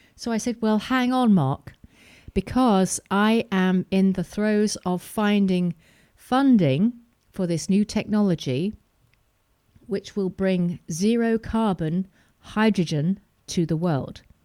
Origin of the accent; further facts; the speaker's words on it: Preston, North West England, United Kingdom; moved away; also born or lived in Wirral / south of France; I grew up in Preston